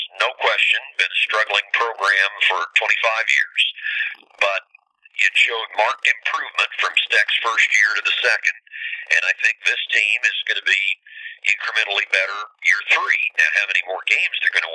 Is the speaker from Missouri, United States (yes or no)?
yes; Marshall, Missouri, United States; I grew up in Marshall, 58 miles away, and I was a Mizzou fan as a kid